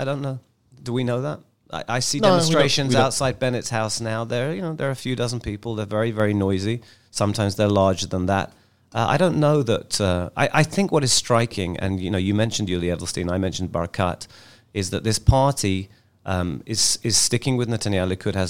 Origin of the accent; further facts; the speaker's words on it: London, United Kingdom; moved away as an adult; now in Israel; I'm from London.